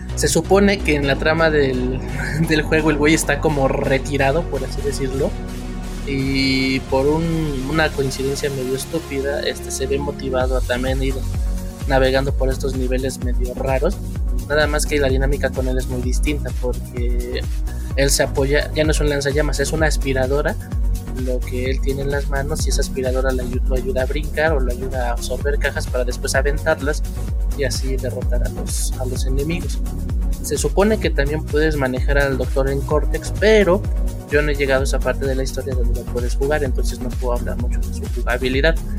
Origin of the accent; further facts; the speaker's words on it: Mexico; como mexicanos